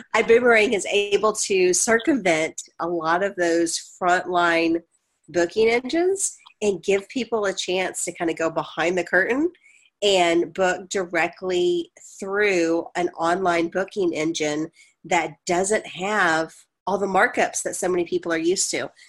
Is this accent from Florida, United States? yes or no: no; Dallas, Texas, United States; my hometown of dallas i grew up in north dallas so i know it well